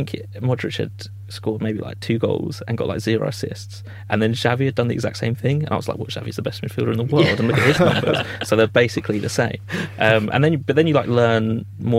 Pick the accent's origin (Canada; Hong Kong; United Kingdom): United Kingdom; Croydon, London; I'm from Croydon, so it's like more of like a Crystal Palace area.